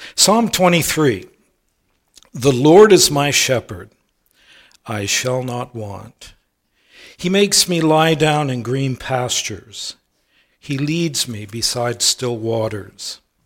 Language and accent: English; United States; moved away as an adult; now in Canada; many of you know I'm originally an American, became a Canadian in two thousand seven